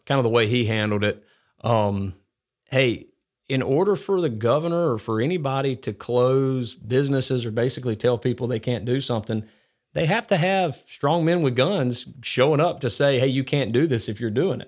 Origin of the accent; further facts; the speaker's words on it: Gardendale, Alabama, United States; I grew up in, uh, like, Gardendale, Morris